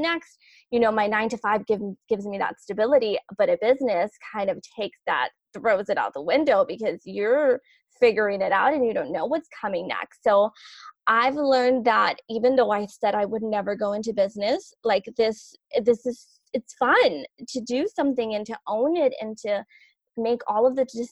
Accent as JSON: {"language": "English", "town": "Los Angeles", "region": "California", "country": "United States", "tie": "born or raised there", "said": "I grew up in South"}